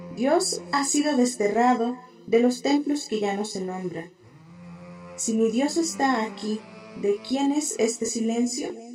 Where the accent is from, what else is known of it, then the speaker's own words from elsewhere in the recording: Cuernavaca, Morelos, Mexico; Soy originaria de Cuernavaca, Morelos, y tengo 27 años.